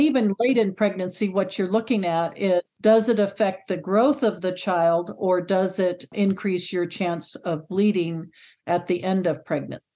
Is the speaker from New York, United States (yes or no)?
no; California, United States; moved away as an adult; also born or lived in North Carolina; now in Shanghai, China; I'm originally from California, lived there for fifty years